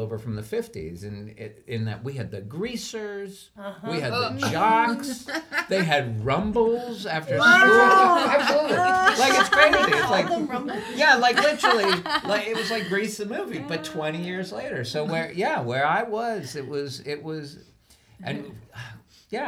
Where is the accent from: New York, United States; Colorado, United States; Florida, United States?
New York, United States; Bedford; also born or lived in Greenwich, Connecticut; we moved from Greenwich, Connecticut to Bedford, New York